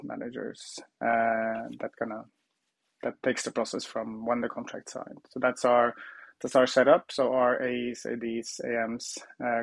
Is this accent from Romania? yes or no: no; Trondheim, Trøndelag, Norway; I worked at a contact center, a call center in my hometown Trondheim in Norway